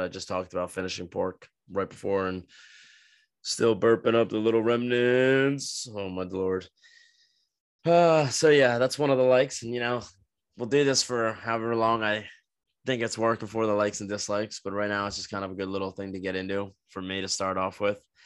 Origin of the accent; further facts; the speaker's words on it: New Jersey, United States; now in Florida, United States; we grew up with in New Jersey